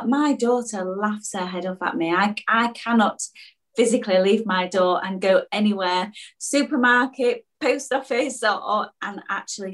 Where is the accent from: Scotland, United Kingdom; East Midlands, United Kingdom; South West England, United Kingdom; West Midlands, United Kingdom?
East Midlands, United Kingdom; Mansfield; moved away; we're both from this from the similar neck of the woods